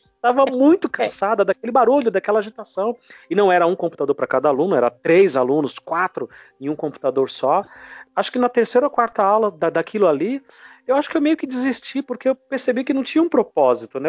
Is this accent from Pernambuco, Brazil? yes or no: no; São Paulo, Brazil; sou nordestino, mas eu vivi a vida inteira aqui em São Paulo